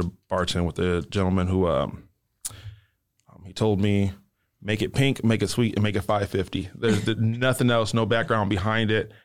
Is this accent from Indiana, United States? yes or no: no; Detroit, Michigan, United States; moved away; I'm not from here, I'm from Detroit, Michigan